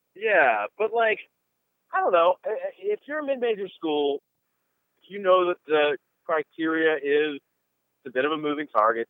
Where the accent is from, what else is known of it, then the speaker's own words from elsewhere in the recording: Pennsylvania, United States; now in Midwest, United States; I'm originally from Pennsylvania myself